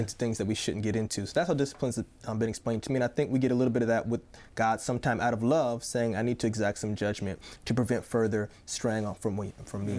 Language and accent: English; Tampa, Florida, United States; moved away; also born or lived in Columbus, Ohio; I'm originally from Tampa, Florida, but my family currently lives in Columbus, Ohio.